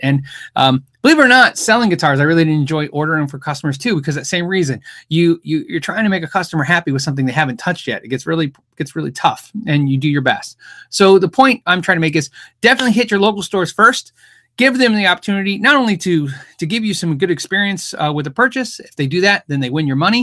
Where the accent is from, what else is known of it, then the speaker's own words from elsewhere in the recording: United States; I'm an American